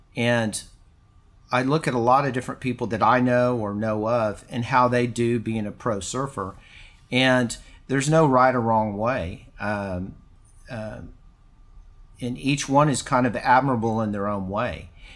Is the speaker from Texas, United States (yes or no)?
yes; Houston, Texas, United States; moved away as an adult; also born or lived in California; growing up in Texas